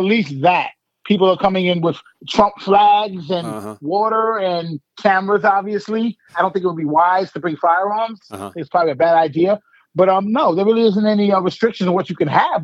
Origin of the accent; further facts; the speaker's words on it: New York City, New York, United States; now in Atlanta, United States; Growing up in New York